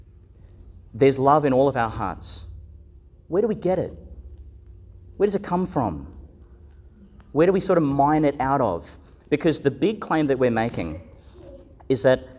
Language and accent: English; Yeppoon, Queensland, Australia; I grew up in Yeppoon, and the parish there was Sacred Heart Parish